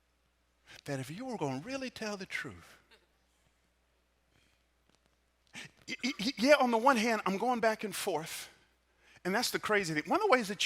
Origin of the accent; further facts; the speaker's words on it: Atlanta, Georgia, United States; I grew up in Atlanta